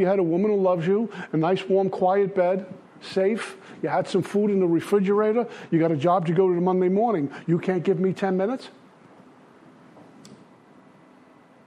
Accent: New York City, New York, United States; I grew up in Brooklyn.

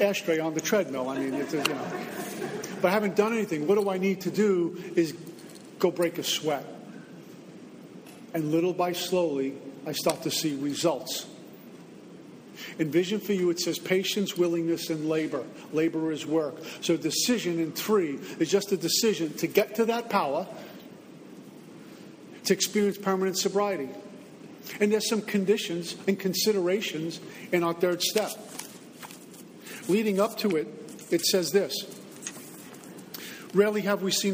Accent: Northeast, United States; moved away as an adult; also born or lived in Texas / New Jersey; now in Florida, United States; I'm from the Northeast

